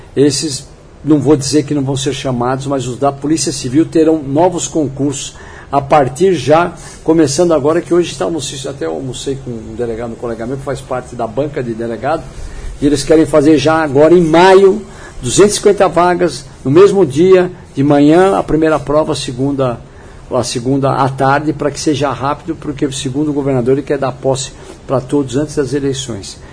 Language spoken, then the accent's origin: Portuguese; São Paulo, Brazil; eu nasci no São Paulo, né, na capital. Minha, minha vida toda foi ali entre Genópolis